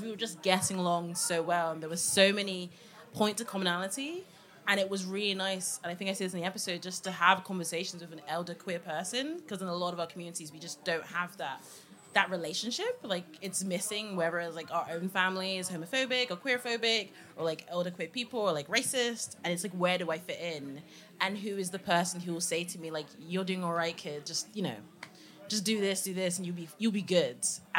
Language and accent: English; Nigeria; because I'm Nigerian, duh.